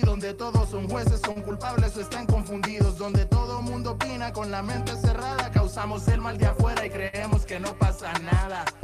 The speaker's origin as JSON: {"language": "Spanish", "country": "Nicaragua", "tie": "born or raised there", "moved": "as an adult", "said": "nacido en Nicaragua, soy nicaragüense, eh, llevo dos años fuera del país por razones ajenas a mi voluntad"}